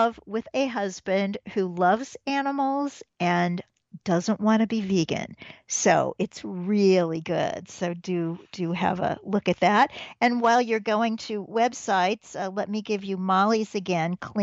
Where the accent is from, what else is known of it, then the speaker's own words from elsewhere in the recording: Midwest, United States; now in Manhattan, United States; I'm from the Midwest